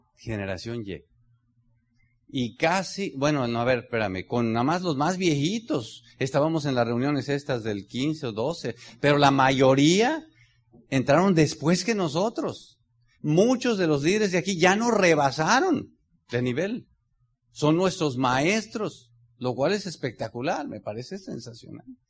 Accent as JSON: {"language": "Spanish", "country": "Mexico", "said": "como mexicano"}